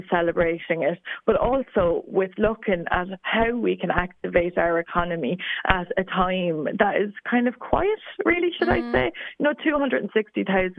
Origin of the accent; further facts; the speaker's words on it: Ireland; us as Irish people